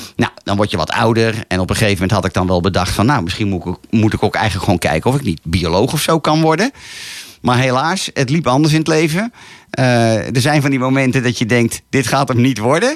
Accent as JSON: {"language": "Dutch", "town": "Laren", "region": "North Holland", "country": "Netherlands", "tie": "born or raised there", "said": "Geboren en getogen in Laren"}